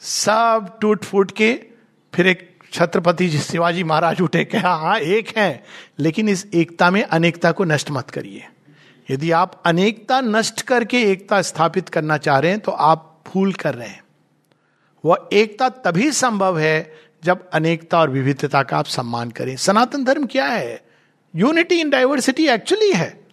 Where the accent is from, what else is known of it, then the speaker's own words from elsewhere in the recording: India; मैं हिंदी बोलता हूँ पर हूँ मैं भारतवर्ष से